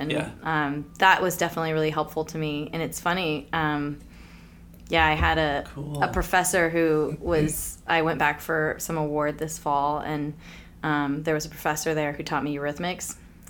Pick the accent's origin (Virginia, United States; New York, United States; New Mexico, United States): Virginia, United States; Richmond; Richmond, Virginia.